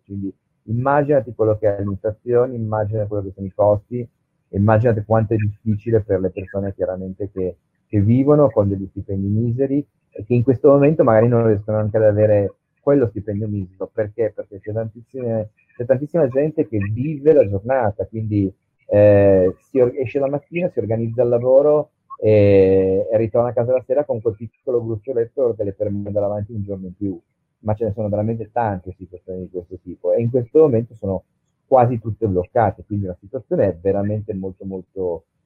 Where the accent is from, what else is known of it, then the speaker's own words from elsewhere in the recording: Asti, Piedmont, Italy; moved away as an adult; da Asti, io sono piemontese, sono artigiano